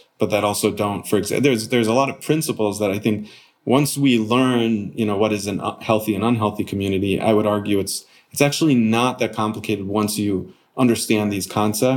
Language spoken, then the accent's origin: English; Connecticut, United States; moved away; also born or lived in Arizona / Long Beach; growing up in Connecticut